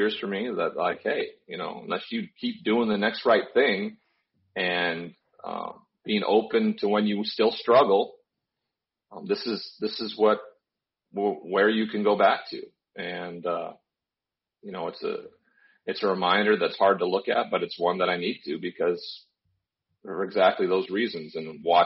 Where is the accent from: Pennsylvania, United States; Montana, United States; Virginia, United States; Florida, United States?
Montana, United States; I grew up in Montana